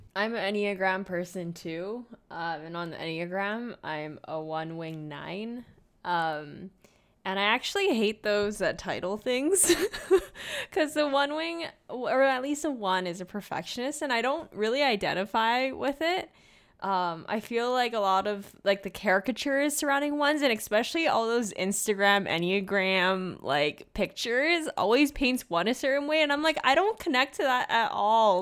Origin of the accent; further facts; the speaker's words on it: Hong Kong; moved away as an adult; also born or lived in Kingston, Ontario / Guelph, Ontario; I was born and raised in Hong Kong. I grew up here, and then I moved to Canada at 18 years old